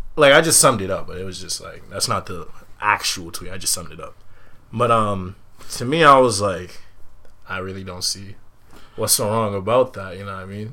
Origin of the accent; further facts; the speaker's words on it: Medford, Massachusetts, United States; I'm from Medford, but you know, I'm from the block RSP 134